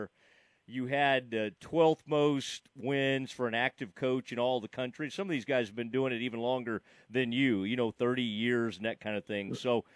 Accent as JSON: {"language": "English", "town": "Kaufman", "region": "Texas", "country": "United States", "tie": "born or raised there", "said": "where I grew up in Kauffman"}